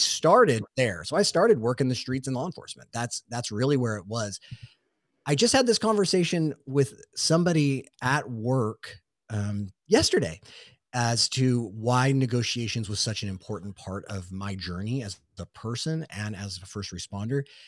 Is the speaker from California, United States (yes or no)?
yes; Southern California, United States; growing up in Southern California, specifically where I work, so out of San Diego